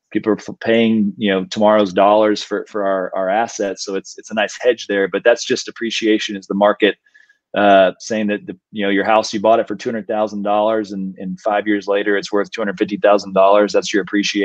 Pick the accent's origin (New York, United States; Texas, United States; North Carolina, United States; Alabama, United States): Texas, United States; Austin; we're born and raised in Austin